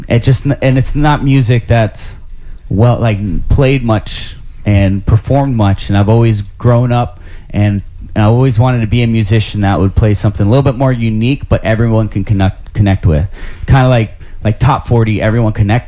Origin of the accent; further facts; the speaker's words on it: Anna Maria, Florida, United States; I'm from Anna Maria Island, so it's wrapped all around by water.